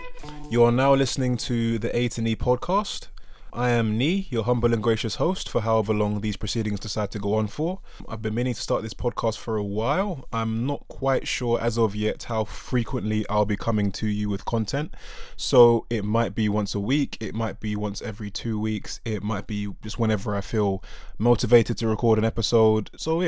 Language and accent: English; United Kingdom; So when I look at myself, obviously I'm black British, I'm Ghanaian, I'm Ga, I'm Ewe.